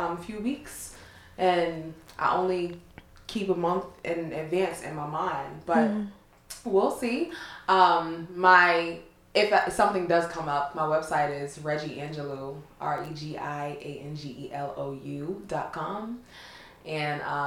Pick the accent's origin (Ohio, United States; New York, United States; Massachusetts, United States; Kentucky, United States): New York, United States; New York City; also born or lived in Brownsville, New York; I'm from Far Rockaway, and I love repping Far Rockaway. It really feels like home to me. It's because it is home